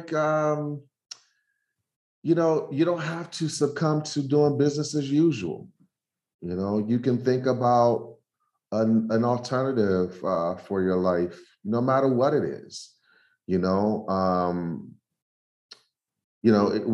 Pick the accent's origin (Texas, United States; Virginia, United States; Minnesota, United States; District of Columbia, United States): District of Columbia, United States; Washington; moved away; growing up in Southeast Washington, D.C.